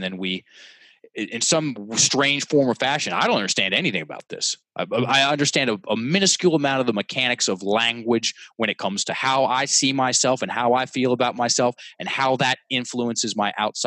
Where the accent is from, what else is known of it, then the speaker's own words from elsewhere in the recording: Richmond, Virginia, United States; In my hometown, on the red dot in the most prestigious theater in Richmond